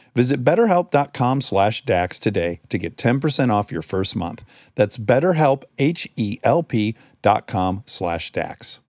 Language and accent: English; Michigan, United States; I'm from Michigan